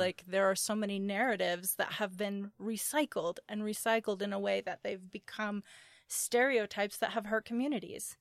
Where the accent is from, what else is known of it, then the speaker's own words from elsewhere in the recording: Appalachia, United States; I come from Appalachians. Like, I, I come from people who worked in coal mines